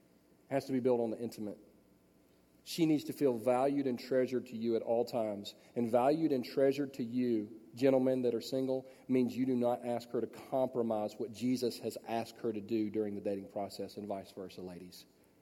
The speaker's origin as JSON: {"language": "English", "town": "Los Angeles", "region": "California", "country": "United States", "tie": "born there", "said": "and I was born in Los Angeles, but I don't know how to get to anywhere in Los Angeles."}